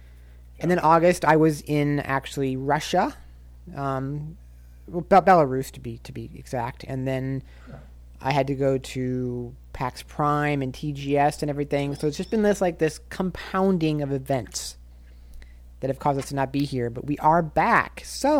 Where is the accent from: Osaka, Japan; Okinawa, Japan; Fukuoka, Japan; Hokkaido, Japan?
Osaka, Japan; So my hometown in Japan is Osaka as well. I love Osaka. I love the area.